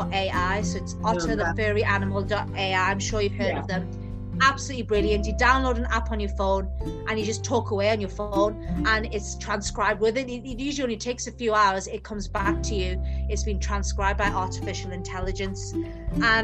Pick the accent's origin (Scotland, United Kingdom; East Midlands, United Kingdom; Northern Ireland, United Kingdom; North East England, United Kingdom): North East England, United Kingdom; Newcastle upon Tyne; I'm from Newcastle. So, more northern you get in England, we just speak faster and faster.